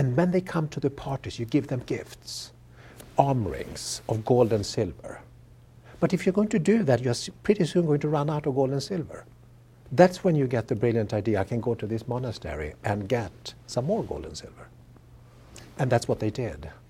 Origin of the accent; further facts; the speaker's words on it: Sweden; moved away; I grew up in Sweden and, uh, you know, elementary school, we learned about these things.